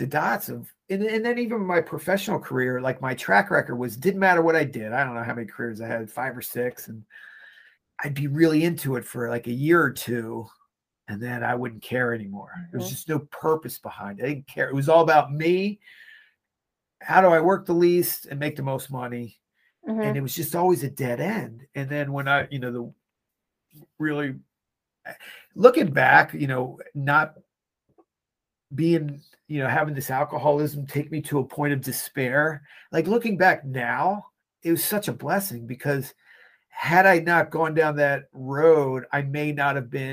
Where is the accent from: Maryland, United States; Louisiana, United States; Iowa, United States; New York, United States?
Maryland, United States; Laurel; I grew up in Laurel, Maryland